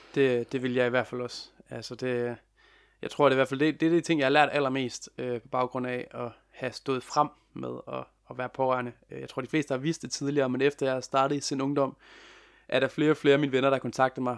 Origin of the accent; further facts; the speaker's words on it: Lem, Central Denmark Region, Denmark; moved away as an adult; also born or lived in Copenhagen; jeg er jo sågar lige flyttet i, i går, forgårs, til øh, min barndomsby, Lem, i Vestjylland